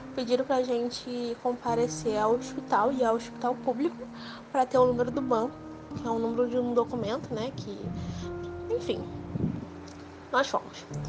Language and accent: Portuguese; Rio de Janeiro, Brazil; eu sou do Rio de Janeiro